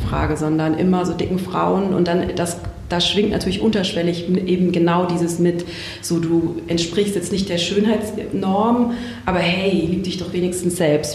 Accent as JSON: {"language": "German", "region": "Baden-Württemberg", "country": "Germany", "said": "aus Süddeutschland, aus einem kleinen Dorf äh, am, äh, am Fuße der Schwäbischen Alb."}